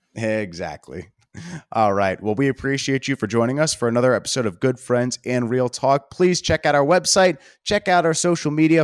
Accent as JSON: {"language": "English", "town": "Baltimore", "region": "Maryland", "country": "United States", "tie": "born or raised there", "said": "I grew up in Baltimore"}